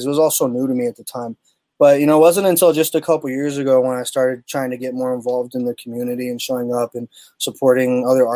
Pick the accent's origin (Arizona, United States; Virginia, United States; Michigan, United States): Arizona, United States; Tucson; my hometown